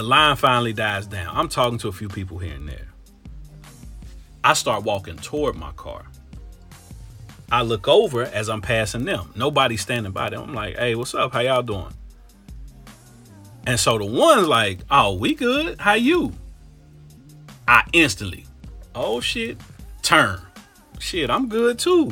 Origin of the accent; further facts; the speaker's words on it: Cincinnati, Ohio, United States; moved away as an adult; also born or lived in Tampa, Florida; I'm from Cincinnati